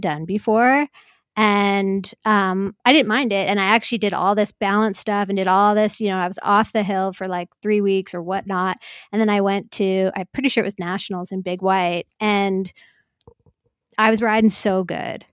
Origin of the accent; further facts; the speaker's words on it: North Vancouver, British Columbia, Canada; I grew up in North Vancouver